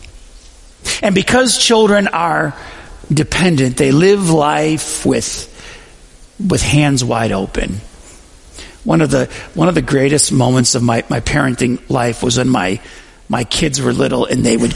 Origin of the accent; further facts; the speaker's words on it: Western New York, United States; I grew up in Western New York